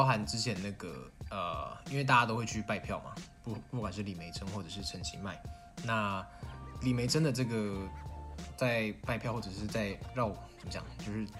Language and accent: Chinese; Kaohsiung, Taiwan; 我们都是高雄人